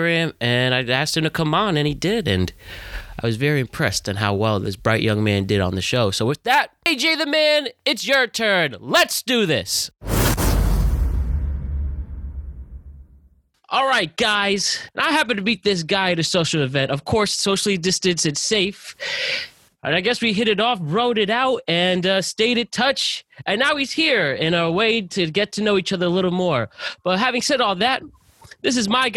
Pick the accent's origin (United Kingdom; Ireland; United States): United States; Norwalk, Connecticut; also born or lived in Westchester, New York; I'm from Norwalk, Connecticut, born in Westchester